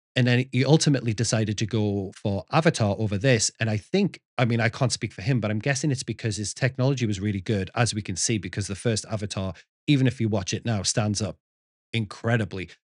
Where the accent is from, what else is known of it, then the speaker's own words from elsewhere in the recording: the north of England, United Kingdom; moved away; growing up in Northern England